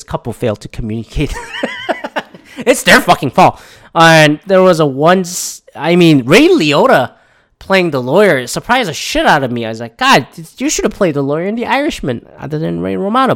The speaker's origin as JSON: {"language": "English", "country": "Canada", "said": "I'm from Canada"}